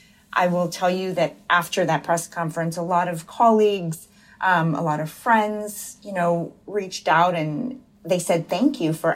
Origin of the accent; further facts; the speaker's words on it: Buchanan, West Virginia, United States; In Buchanan, yeah, population less than 6,000. It was really hard, actually